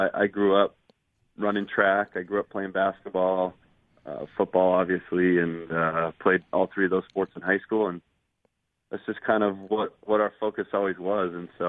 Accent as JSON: {"language": "English", "town": "Moorpark", "region": "California", "country": "United States", "tie": "born or raised there", "said": "I grew up in Moorpark, California, just a small town north of Los Angeles, probably 40 minutes out of the city. 25 minutes on the beach or so."}